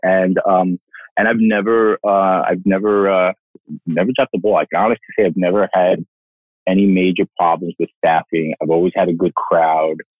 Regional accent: New York City, New York, United States; also born or lived in Nairobi; born and raised in Brooklyn

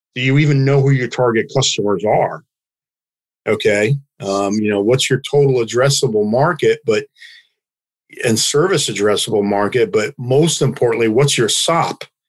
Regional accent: United States; as an American

